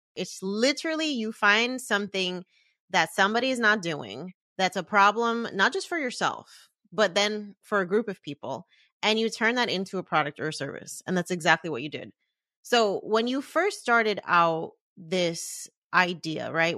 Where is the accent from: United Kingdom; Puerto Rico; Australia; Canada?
Puerto Rico; a fellow Boricua